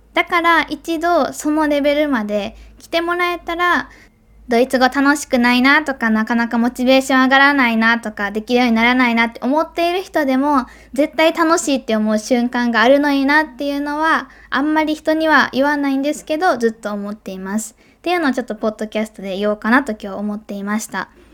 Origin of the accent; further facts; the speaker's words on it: Kobe, Hyogo, Japan; moved away as an adult; also born or lived in Tokyo; now in Switzerland; 私が生まれ育った神戸っていう地元